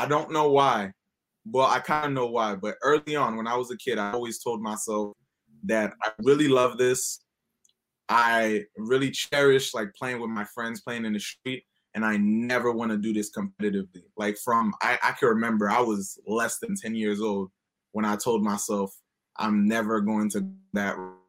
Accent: Haiti; now in United States; I grew up in Haiti.

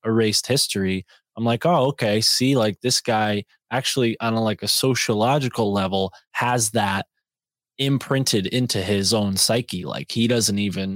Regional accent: Connecticut, United States; Hartford, Connecticut, my home state

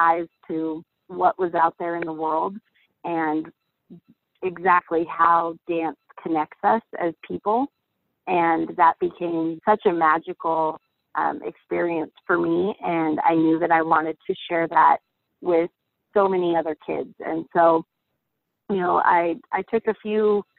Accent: Spokane, Washington, United States; I'm from Spokane, Washington.

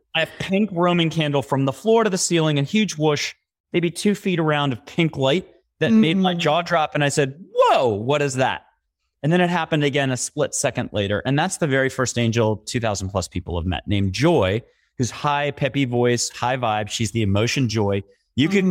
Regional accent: East Coast, United States; also born or lived in New York; I'm an East Coaster, born and raised

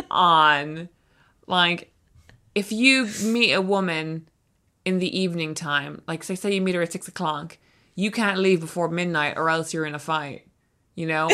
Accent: Ireland; we're both Irish authors

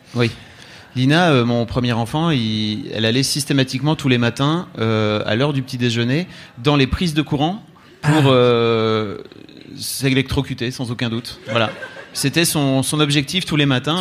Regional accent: the Nord, Hauts-de-France, France; je viens du Nord

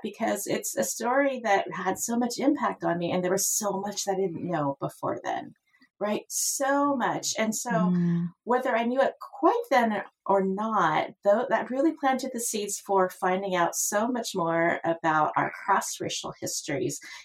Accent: Roseville, California, United States; I grew up in Roseville, California, which is a little suburb north of Sacramento.

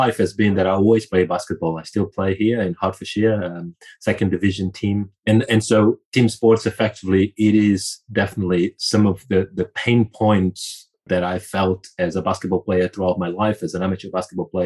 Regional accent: Angola; also born or lived in Brazil / Portugal; now in United Kingdom; I was born in Angola

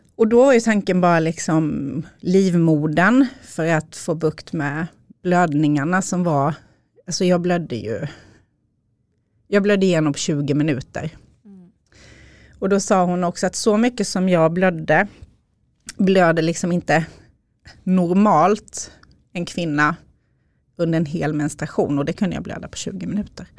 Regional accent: Småland, Sweden; accent: Småland dialect; now in Upplands Väsby, Sweden; Som ni har på dialekten så kommer jag från Småland. Men bor i Upplands Väsby med Micke, min man

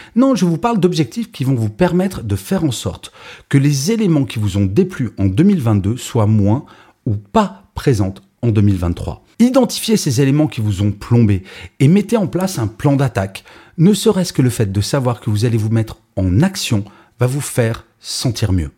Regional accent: France; je suis français

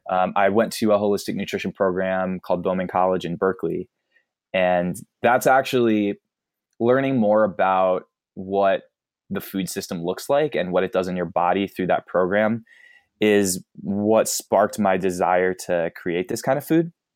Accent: East Coast, United States; I grew up on the East Coast

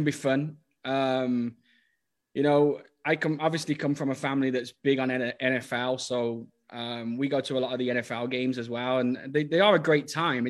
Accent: Birmingham, West Midlands, United Kingdom; moved away as an adult; also born or lived in Swadlincote / Norway; now in Dallas, United States; you're born and bred in Birmingham

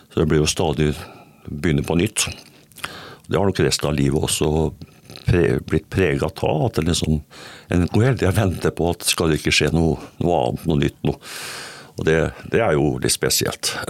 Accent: Østfold, Norway; Jeg kommer fra Østfold, jeg påstår iallfall det. Selv om jeg har bodd en del steder rundt i landet i barndommen, så har hele voksenlivet mitt vært i Østfold.

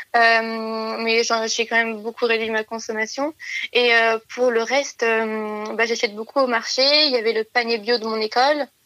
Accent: near Lyon, Auvergne-Rhône-Alpes, France; Je suis partie de chez moi après j'ai eu mon bac, puisque j'ai fait euh, deux ans de prépa euh, dans une grande ville à côté de chez moi, à Lyon.

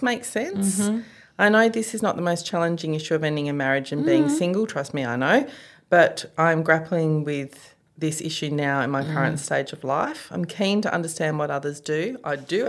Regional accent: Western Australia, Australia; moved away; my hometown, which is a very non-touristy, you know, kind of bleak town in some ways. Like it's not one of those pretty WA towns.

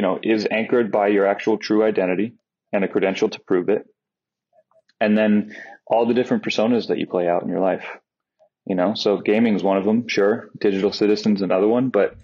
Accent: United States; now in Netherlands; I'm an American citizen.

